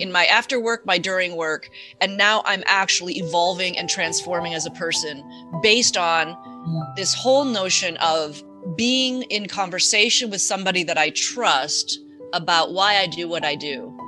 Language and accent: English; near Chicago, Illinois, United States; I grew up near Chicago